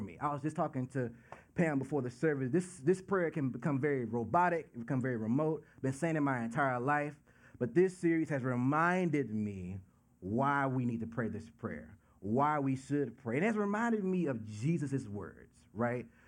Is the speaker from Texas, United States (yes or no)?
yes; Dallas, Texas, United States; moved away; I'm from Dallas, Texas